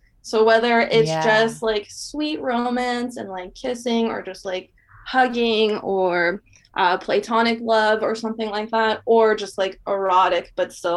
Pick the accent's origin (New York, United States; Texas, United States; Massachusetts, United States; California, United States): California, United States; Bay Area; moved away as an adult; now in Portland, United States; I was originally from the Bay Area